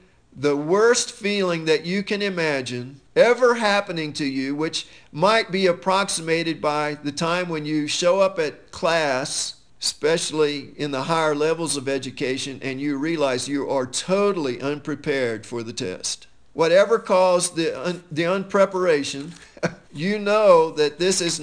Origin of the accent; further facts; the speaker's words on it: United States; as American Christians